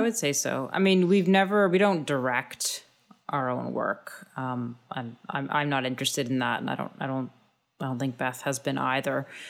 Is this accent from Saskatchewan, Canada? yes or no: no; Thunder Bay, Ontario, Canada; I grew up in Thunder Bay